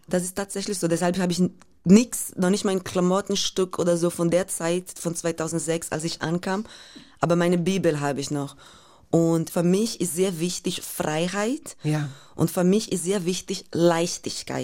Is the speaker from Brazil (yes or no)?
yes; Brazil; German is a second language; moved away; diese Favela, wo ich aufgewachsen bin